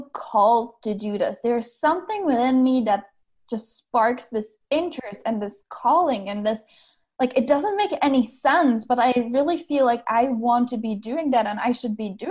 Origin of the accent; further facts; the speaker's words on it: Czechia; moved away as an adult; now in Tacoma, United States; I am originally from the Czech Republic, which is probably quite different than most people on your podcast. And I grew up there.